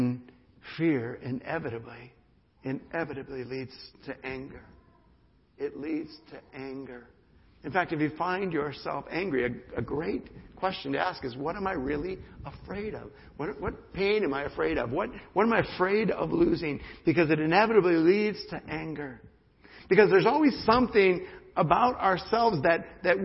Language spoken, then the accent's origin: English; United States; the privilege of being an American